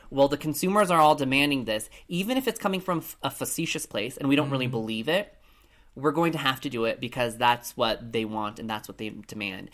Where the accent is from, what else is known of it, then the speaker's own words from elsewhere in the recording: Colorado Springs, Colorado, United States; Growing up in Colorado Springs, Colorado, I was the only lone Asian person growing up in, in my school